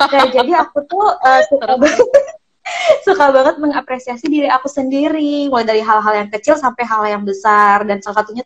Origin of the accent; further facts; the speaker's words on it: Merangin, Jambi, Indonesia; aslinya merangin